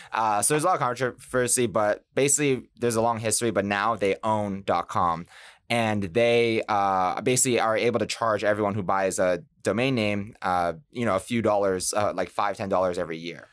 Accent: Boston, Massachusetts, United States; moved away; I'm from Boston

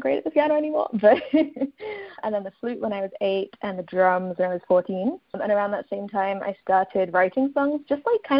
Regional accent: Kent, South East England, United Kingdom; moved away as an adult; also born or lived in London / Edinburgh; I was born in London, and then I grew up in Kent, which is kind of around an hour outside of London.

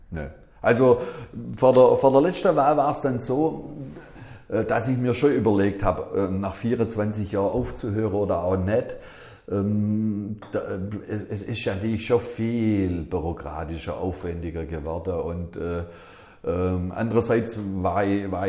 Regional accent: Ellwangen, Baden-Württemberg, Germany; ich bin halt ein gebürtiger Elwanger.

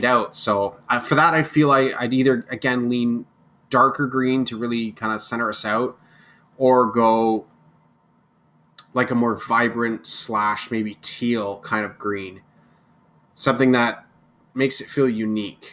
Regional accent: Kingston, Ontario, Canada; It's my home city.

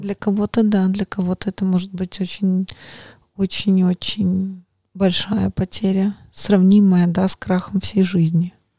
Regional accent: Belarus; moved away; я выросла в другой стране, может быть, э, я сама из Беларуси

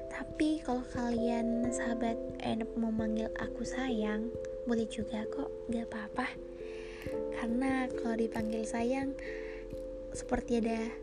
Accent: Makassar, South Sulawesi, Indonesia; also born or lived in Enrekang, South Sulawesi; aku besarnya di tengah-tengah kota metropolitan yang orang biasa kenal dengan kota Daeng atau kota Makassar

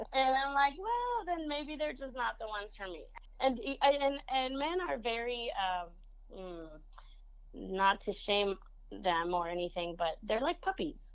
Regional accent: San Antonio, Texas, United States; first language Spanish; English is a second language; also born or lived in Monterrey, Mexico; we ended up coming to San Antonio

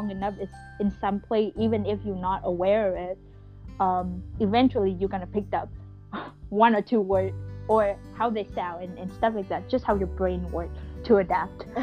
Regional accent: Hanoi, Vietnam; accent: northern Vietnamese; English is a second language; I just get that mix of my north and my southern accent, um, and I still have it now. Like, I don't think I can totally come back to my northern accent unless I live in like you know Vietnam or my hometown in Hanoi for another ten years.

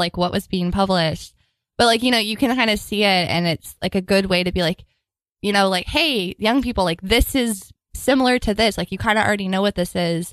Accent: Texas, United States; moved away as an adult; now in New York City, United States; I'm from Texas

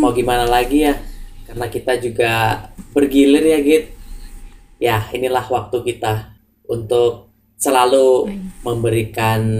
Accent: Java, Indonesia; aku juga orang Jawa sih tapi mungkin aku kurang mendalami ya

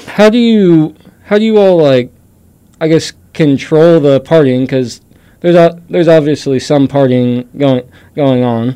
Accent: Boone County, Missouri, United States; we're from Boone County

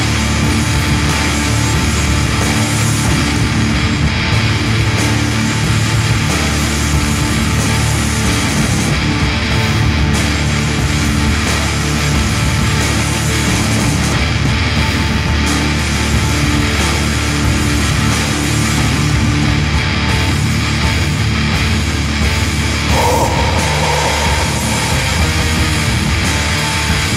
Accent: Seattle, Washington, United States; Seattle, Washington, my hometown

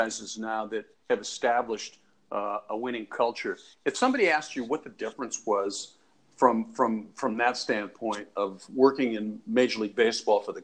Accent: Chicago, Illinois, United States; I was born in Chicago

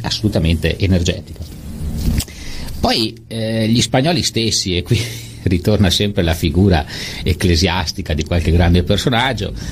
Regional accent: Italy; essendo nato, nato in Italia

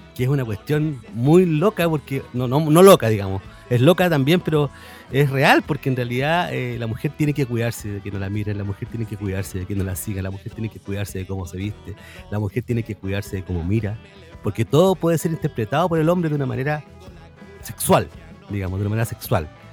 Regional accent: southern Chile, Chile; porque somos sudamericanos, porque somos chilenos además, y porque somos sureños también

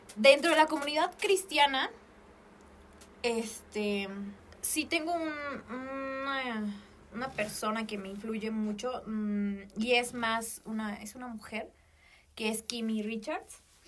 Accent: Mexico; como buena mexicana

